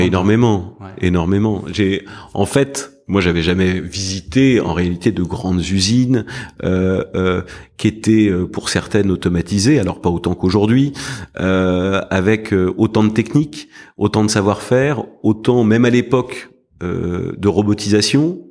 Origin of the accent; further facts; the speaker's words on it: Paris, Île-de-France, France; also born or lived in United States; je suis parisien. J'ai toujours vécu à Paris, sauf une partie de mes études où j'étais aux États-Unis.